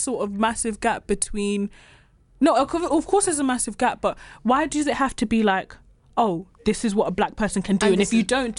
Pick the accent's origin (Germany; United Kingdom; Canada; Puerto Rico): United Kingdom; London; moved away